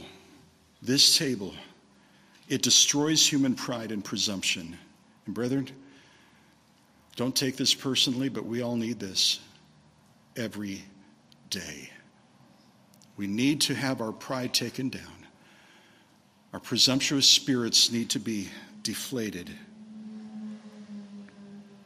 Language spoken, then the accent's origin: English; Redlands, California, United States; moved away; I came back to my hometown of Redlands